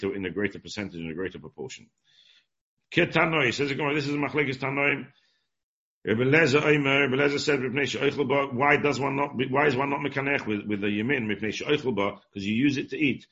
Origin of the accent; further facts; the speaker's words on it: England, United Kingdom; born or raised there